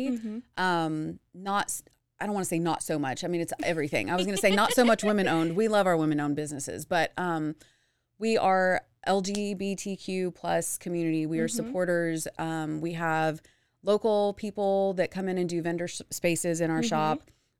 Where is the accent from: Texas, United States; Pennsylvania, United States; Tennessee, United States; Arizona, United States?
Texas, United States; Dallas; moved away as an adult; also born or lived in Houston, Texas; now in Waco, United States; growing up in Dallas Fort Worth, I went to high school there